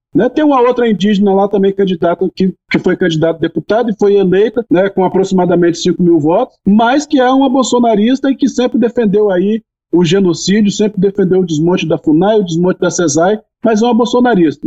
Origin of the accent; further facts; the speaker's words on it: Espírito Santo, Brazil; Lá no Espírito Santo, onde é a minha região, inclusive, né, na minha aldeia